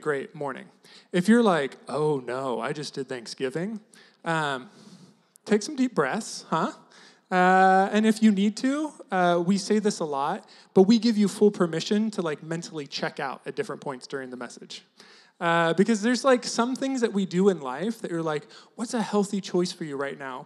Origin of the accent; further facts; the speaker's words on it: near Turlock, Central Valley of California, United States; moved away as an adult; also born or lived in Seattle; I grew up in Central Valley of California, right next to Turlock